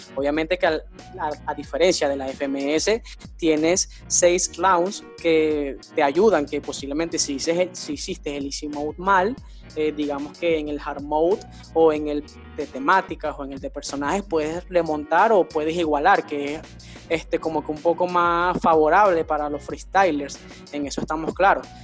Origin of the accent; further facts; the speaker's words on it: Venezuela; nosotros somos venezolanos